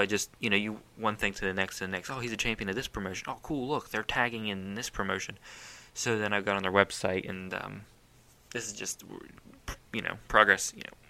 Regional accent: Ohio, United States; you know, we're from Ohio, so, you know

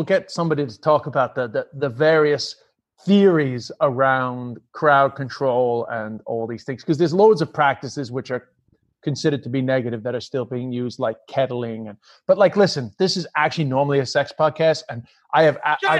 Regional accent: Ireland

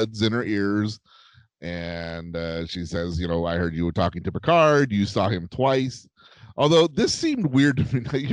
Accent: Indio, California, United States; moved away; Jake and I are both from Indio, and you either leave or you don't leave

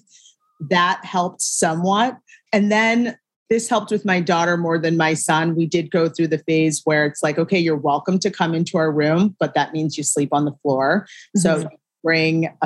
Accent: Shaker Heights, Ohio, United States; moved away as an adult; also born or lived in Syracuse, New York; I am from a town called Shaker Heights, Ohio. It's right outside of Cleveland, born and raised.

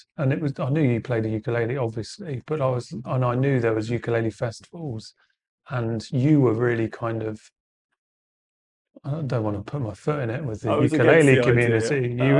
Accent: Spalding, East Midlands, United Kingdom; now in Bournemouth, United Kingdom; I'm from Lincolnshire, a little town called Spalding. But I've lived in Bournemouth for like 7 or 8 years, so we say we're from Bournemouth.

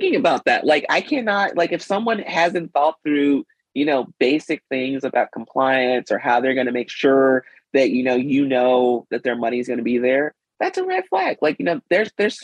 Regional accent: Mississippi, United States; moved away; when I was growing up in Mississippi

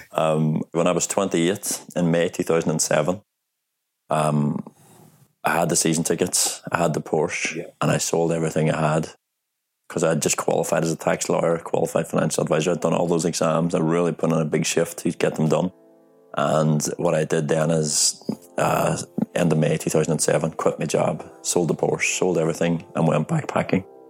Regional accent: Strabane, Northern Ireland, United Kingdom; moved away as an adult; now in Stockholm, Sweden; my hometown is called Strabane, and it's in Northern Ireland

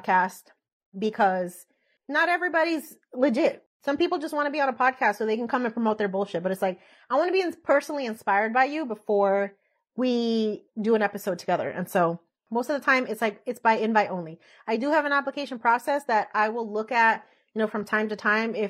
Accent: Elizabeth, New Jersey, United States; moved away as an adult; now in Florida, United States; I grew up in Elizabeth, right outside of Newark

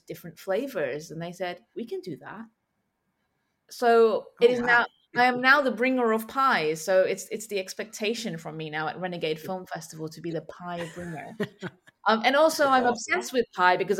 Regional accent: London, United Kingdom; I'm from London

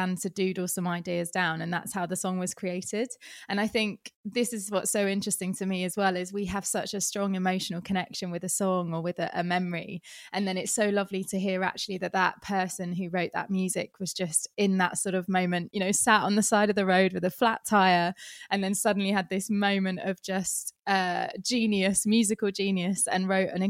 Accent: England, United Kingdom; I have to say that as an English person

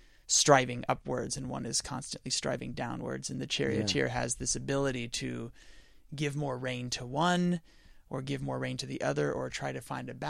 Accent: Belmont, California, United States; moved away; I'm from Belmont, California, which is kind of smack dab in the middle of San Francisco and San Jose up in the Bay Area. Didn't know when I was a kid that I was growing up in one of the most affluent areas in the world.

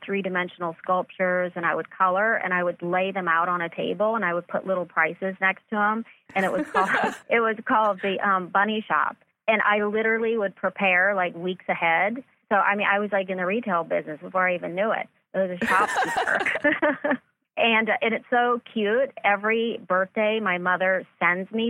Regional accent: Myrtle Beach, South Carolina, United States; now in Los Angeles, United States; I grew up in Myrtle Beach, South Carolina.

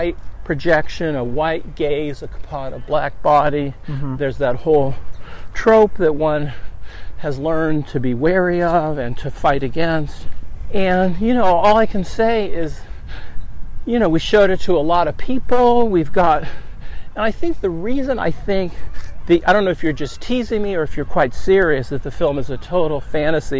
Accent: San Francisco Bay Area, California, United States; also born or lived in Los Angeles, United States; now in Seattle, United States; I grew up in the Bay Area

